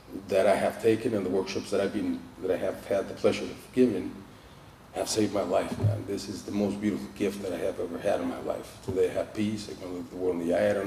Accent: Mexico City, Mexico; I'm from Mexico City

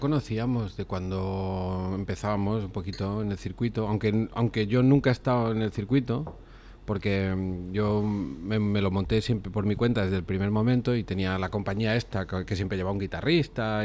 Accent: Cardona, Catalonia, Spain; en, mi pueblo, en Cardona

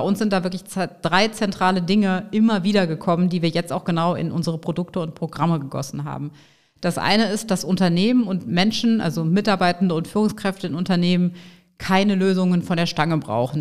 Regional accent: Bonn, North Rhine-Westphalia, Germany; also born or lived in Nigeria; Also ich bin in Bonn geboren, mhm. rheinisches Mädchen, in der Tat noch in der Jugend oder Kindheit als Funke-Mariechen

